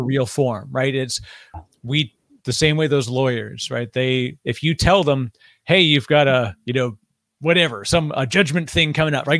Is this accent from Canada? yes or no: yes; Canada; I'm Canadian